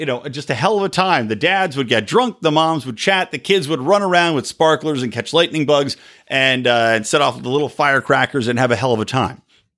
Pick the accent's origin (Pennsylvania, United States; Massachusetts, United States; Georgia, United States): Pennsylvania, United States; Yardley; now in Los Angeles, United States; Because, of course, I'm not from LA. I grew up in outside of Philadelphia in a place called Yardley, Morrisville. It was right between Yardley, Pennsylvania and Morrisville, Pennsylvania.